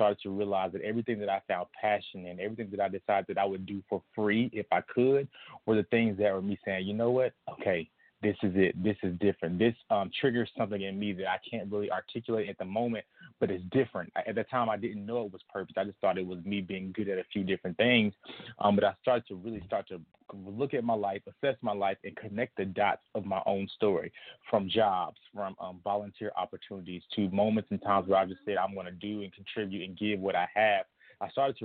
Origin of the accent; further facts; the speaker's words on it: Lithonia, Georgia, United States; now in Chicago, United States; I'm from Atlanta, Georgia. I currently live in Chicago, Illinois.